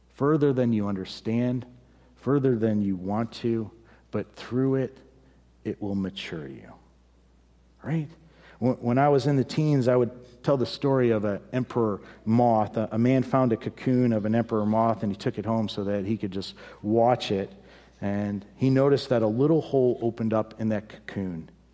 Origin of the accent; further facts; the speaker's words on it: United States; we as an American, as Americans